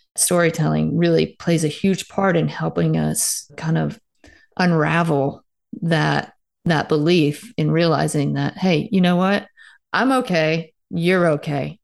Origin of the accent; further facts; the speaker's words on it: Starkville, Mississippi, United States; Starkville is actually my hometown. So I played athletics growing up here